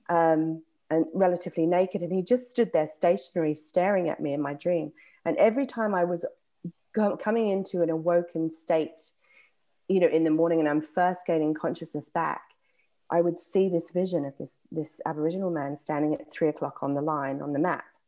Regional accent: England, United Kingdom; accent: English; my English accent

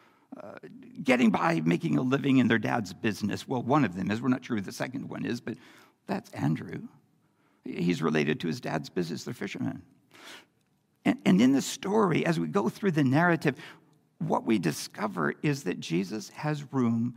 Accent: Campbell River, British Columbia, Canada; as a kid growing up in Campbell River

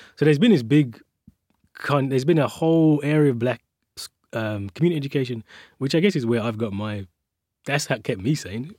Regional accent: Birmingham, West Midlands, United Kingdom; I was born and raised, uh, in the city of Birmingham. I still live around the corner from where I grew up

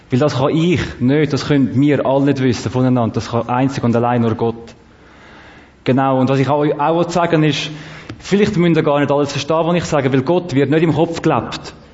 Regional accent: Zurich, Switzerland; Erstens, ich habe nicht so viel Zeit und zweitens, ich bin aus Zürich.

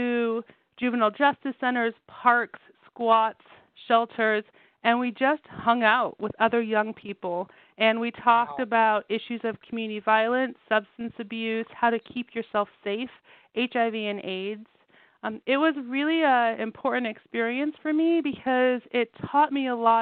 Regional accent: Southern California, United States; I grew up in Southern California

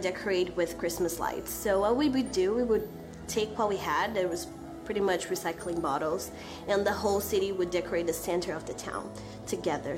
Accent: São Paulo, Brazil; moved away; Growing up in a small town of the state of Sao Paulo in Brazil

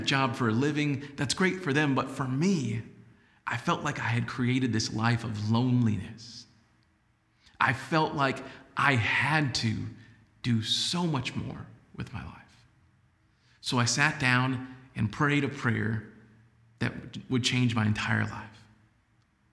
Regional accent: San Antonio, Texas, United States; also born or lived in Laredo, Texas; moved back to San Antonio, and started working at News 4 San Antonio, which was known as WOAI-TV at that point. Now, in the beginning, it was amazing to be in my hometown

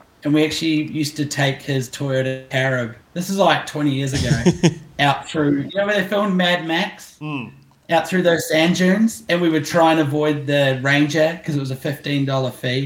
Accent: Auckland, New Zealand; also born or lived in Central Coast, New South Wales, Australia; I was born here in Auckland

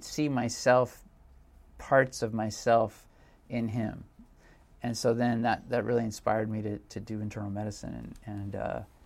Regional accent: Silicon Valley, California, United States; I grew up in Silicon Valley

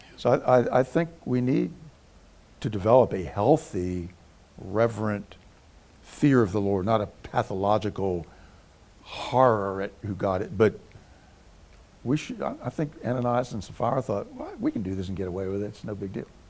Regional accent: United States; I grew up in the Virginia, Maryland, D.C. area

